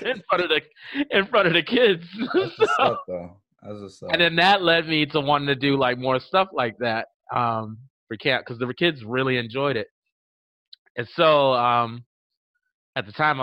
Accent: Miami, Florida, United States; also born or lived in Lake City, Florida; I grew up here. I've been here since I was 5 years old. Yeah. I'm originally from Lake City, Florida

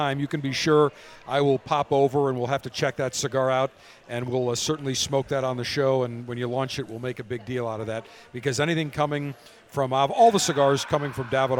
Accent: Buffalo, New York, United States; moved away as an adult; also born or lived in Baltimore; I grew up in Buffalo

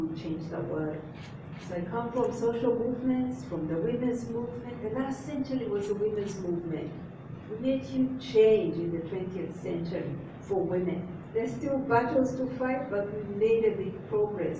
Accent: Uganda; I come from Uganda. That's in East Africa.

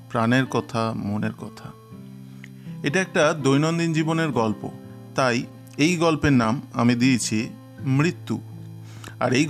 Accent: Barisal, Barisal Division, Bangladesh; আমি হেসে বললাম দাদা আমি বরিশালের লোক আমি শুটকির নামে পালাবো তা কি করে হয়

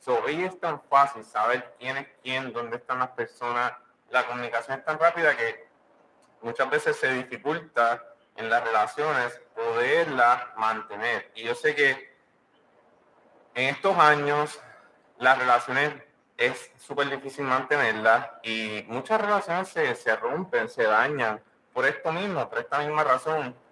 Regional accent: Puerto Rico; moved away; Somos una pareja, ¿verdad? Que somos puertorriqueños

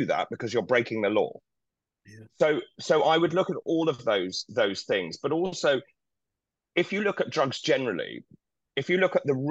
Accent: East Anglia, East of England, United Kingdom; I come from East Anglia.

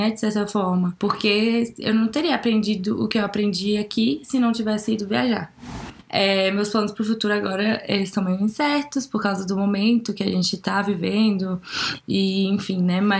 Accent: Brasília, Federal District, Brazil; eu sou de Brasília, nós somos de Brasília, na verdade, cresceu, a gente cresceu aqui e eu continuo morando aqui por enquanto.

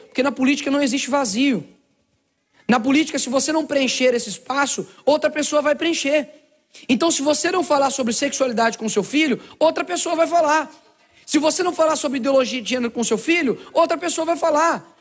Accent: Belo Horizonte, Minas Gerais, Brazil; Eu nasci numa favela lá em Belo Horizonte chamado Cabana do Pai Tomás.

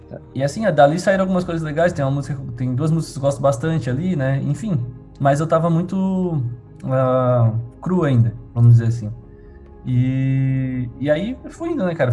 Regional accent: Tubarão, Santa Catarina, Brazil; Sou de Tubarão

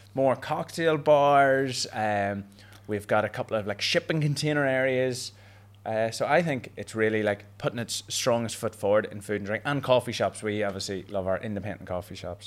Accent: Belfast, Northern Ireland, United Kingdom; Belfast, so my home turf

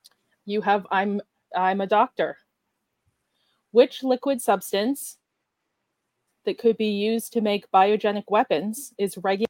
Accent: Toronto, Ontario, Canada; all of the places that I grew up going to. I was born in Toronto

